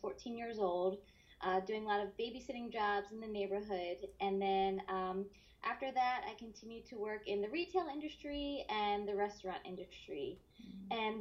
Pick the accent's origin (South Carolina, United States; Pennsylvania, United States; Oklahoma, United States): Pennsylvania, United States; Bucks County; moved away as an adult; also born or lived in New York; now in San Diego, United States; I'm originally from Pennsylvania. So outside of Philadelphia, it's called Bucks County. I grew up there